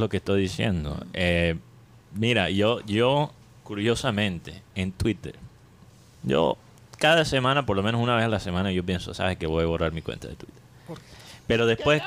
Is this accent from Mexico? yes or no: no; Colombia